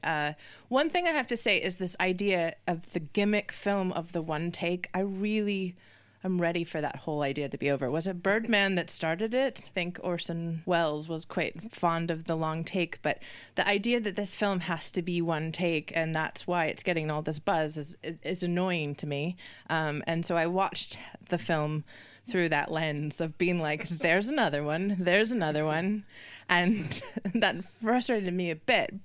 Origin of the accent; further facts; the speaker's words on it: United States; being an American